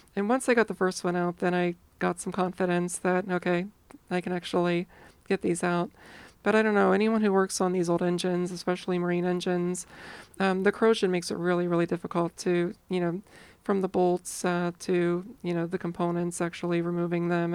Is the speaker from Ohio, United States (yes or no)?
yes; Ohio, United States; I grew up in Ohio